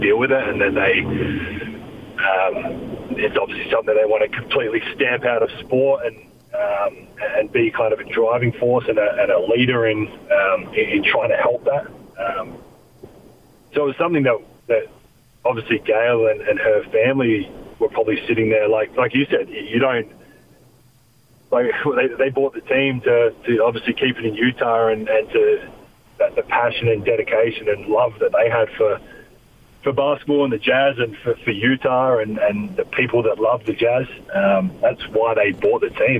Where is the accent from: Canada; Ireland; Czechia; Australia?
Australia; moved away as an adult; now in United States; I'm Australian